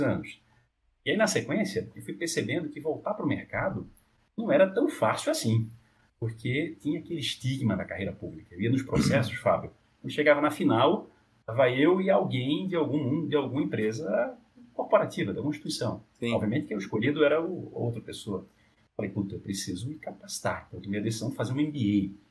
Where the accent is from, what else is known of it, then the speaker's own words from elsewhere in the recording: Olinda, Pernambuco, Brazil; now in São Paulo, Brazil; eu corria pelas ruas do bairro, lá de Olinda, eu sou de Olinda, é, hoje em São Paulo